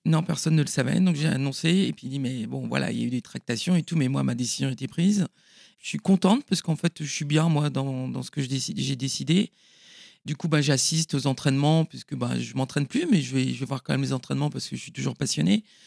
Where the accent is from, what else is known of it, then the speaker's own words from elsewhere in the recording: Paimpol, Brittany, France; je suis née à Paimpol en 1970